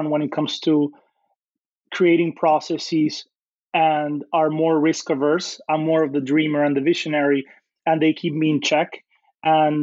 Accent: Dominican Republic; moved away as an adult; now in United States; I grew up in the Dominican Republic, which is a small country in the Caribbean

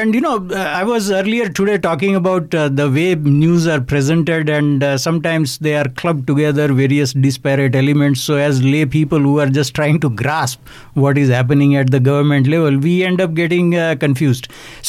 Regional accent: Canada; Now, I'm not personally affected by that, but naturally, as a Canadian, I have to have concern for other Canadians as well.

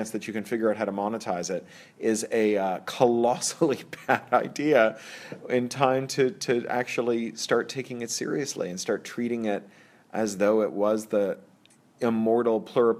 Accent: Toronto, Ontario, Canada; also born or lived in Central America / San Francisco / London; now in Los Angeles, United States; I'm from Toronto, where Canadians are like serial killers. We look just like everyone else, and we're everywhere. I lived in Central America, in San Francisco, in L.A., in London for 13 years, and then in L.A. a couple more times, and I'm back in L.A.

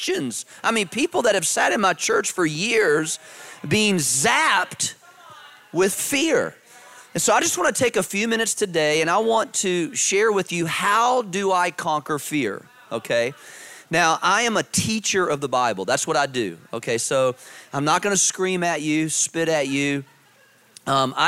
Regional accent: Virginia, United States; I grew up in Virginia

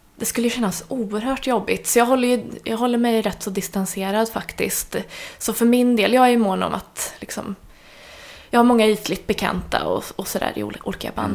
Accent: Värmland, Sweden; moved away; jag kommer ju från Värmland ursprungligen

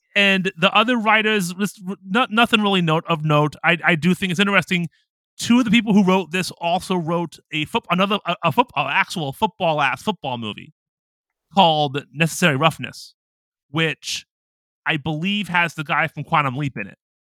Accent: Ohio, United States; moved away as an adult; now in Japan; I'm from Ohio

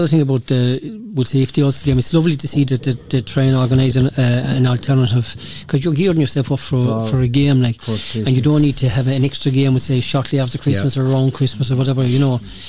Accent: Ireland; Being an Irishman

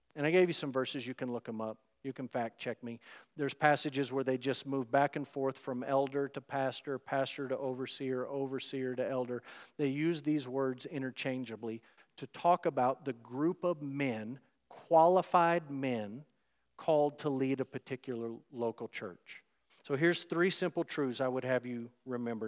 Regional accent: United States; American Christians who live in the West in twenty twenty-four

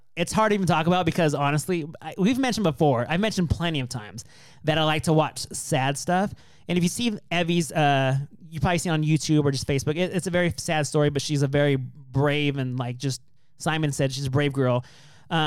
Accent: California, United States; moved away; I came from a really small town. And for the most part, we've all been together from kindergarten on through eighth grade.

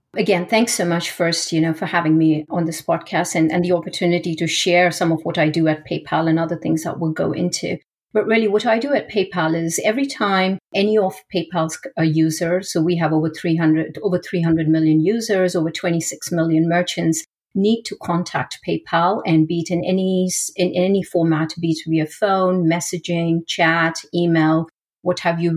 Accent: India; moved away; I grew up in India

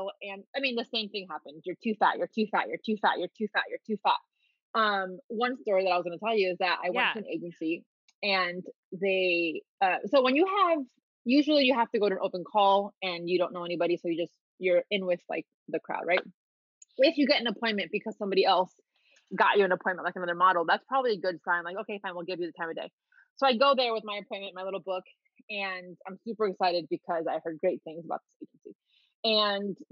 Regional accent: Miami, Florida, United States; also born or lived in Dominican Republic / New York; I grew up in Miami and I've been a dancer my whole life

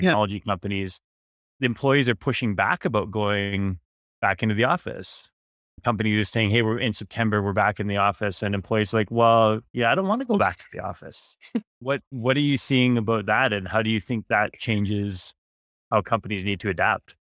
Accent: Vancouver, British Columbia, Canada; I grew up in Vancouver

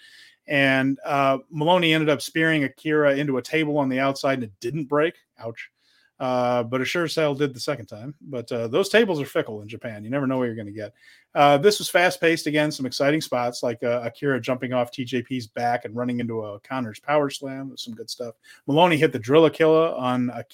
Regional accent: Ireland; as an Irish person here

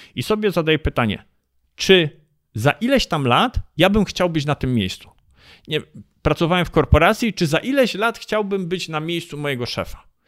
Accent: Poland

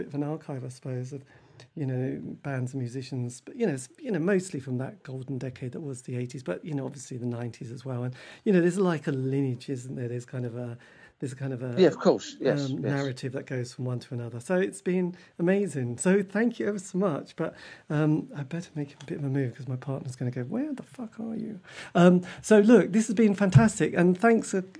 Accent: Norwich, East of England, United Kingdom

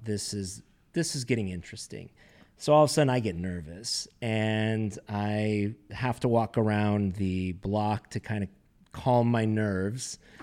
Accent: Carlsbad, California, United States; being born and raised in Southern California and actually in a town called Carlsbad, which is north county of San Diego

